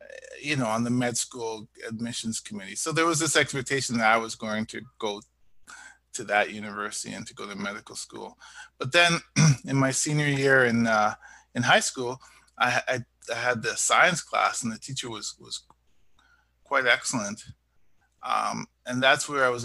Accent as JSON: {"language": "English", "country": "Canada", "said": "I'm from Canada."}